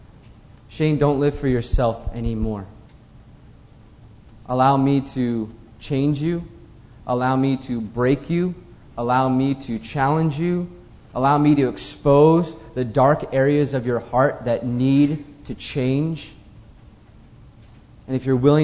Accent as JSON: {"language": "English", "country": "United States", "said": "I'm an American"}